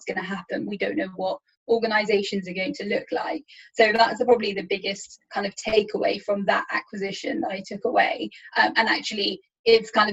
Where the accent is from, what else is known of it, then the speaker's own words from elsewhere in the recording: Leicester, East Midlands, United Kingdom; moved away as an adult; also born or lived in Dubai; I was born and brought up in Leicester. I studied in Leicester. I went to university in Leicester.